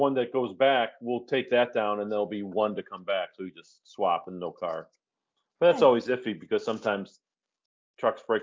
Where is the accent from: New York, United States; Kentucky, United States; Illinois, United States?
Illinois, United States; Chicago; also born or lived in Hazel Crest, Illinois; I grew up on the north side of the city, on the south suburbs, and the north side of the city again